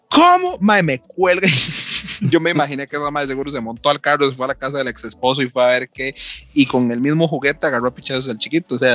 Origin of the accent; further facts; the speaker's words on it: Guatemala; está en Alaska y soy de Guatemala, ¿verdad?